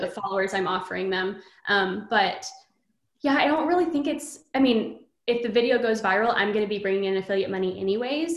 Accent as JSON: {"language": "English", "region": "Texas", "country": "United States", "tie": "born or raised there", "said": "I'm from Texas, born and raised here"}